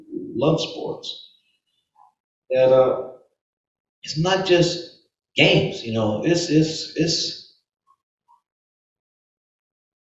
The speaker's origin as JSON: {"language": "English", "town": "New York City", "region": "New York", "country": "United States", "tie": "born or raised there", "said": "Growing up in New York City"}